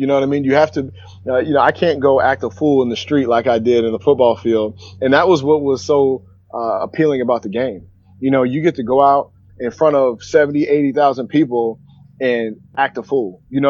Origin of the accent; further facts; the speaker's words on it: Sacramento, California, United States; also born or lived in Washington State; I grew up, so I'm from Sacramento originally, and then I moved up to Washington State